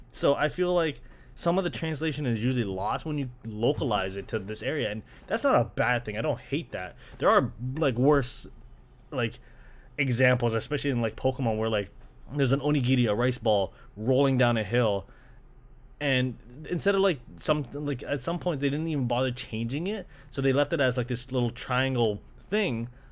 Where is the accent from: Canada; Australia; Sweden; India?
Canada; growing up in Canada